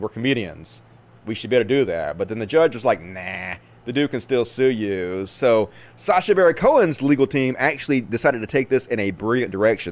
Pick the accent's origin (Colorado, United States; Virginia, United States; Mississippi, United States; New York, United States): Mississippi, United States; growing up in Mississippi because I played out in the woods all the time